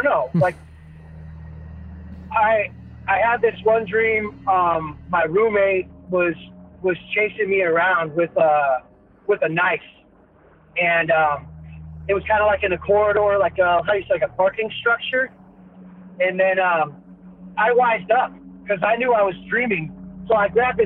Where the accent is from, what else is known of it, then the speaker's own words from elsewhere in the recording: San Diego, California, United States; from San Diego, right here in California